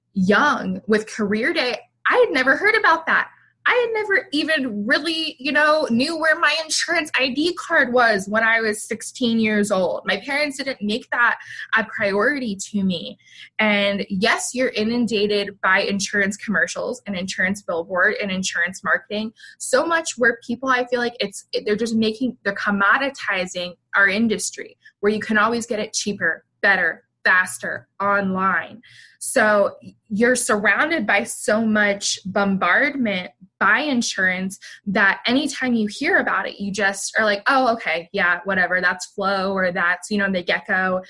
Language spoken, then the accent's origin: English; the South, United States; And I'm originally from the South.